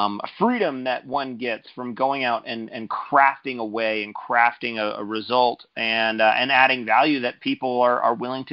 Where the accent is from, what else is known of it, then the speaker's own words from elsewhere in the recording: California, United States; I was raised primarily by my grandparents on some property in California